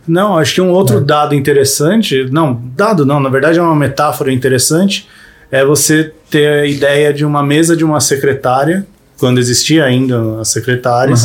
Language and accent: Portuguese; Brazil; a gente é brasileiro